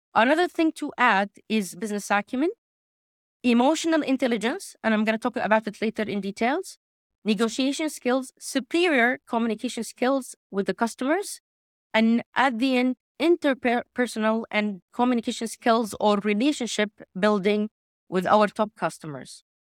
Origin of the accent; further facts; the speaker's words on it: Makkah Province, Saudi Arabia; I'm originally from Saudi Arabia, from the region of Mecca